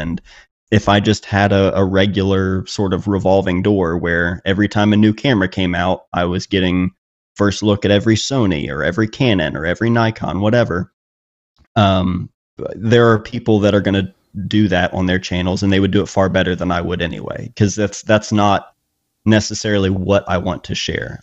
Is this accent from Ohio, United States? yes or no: yes; Chillicothe, Ohio, United States; my hometown in a way and, and showing that it is a small town